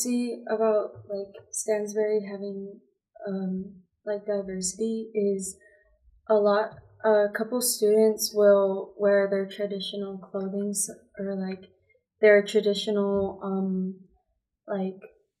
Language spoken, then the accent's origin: English; Guam; now in Utah, United States; I'm also from Guam.